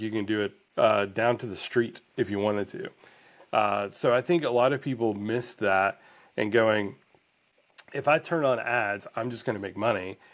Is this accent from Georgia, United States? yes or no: yes; Blue Ridge, Georgia, United States; I grew up in Blue Ridge, Georgia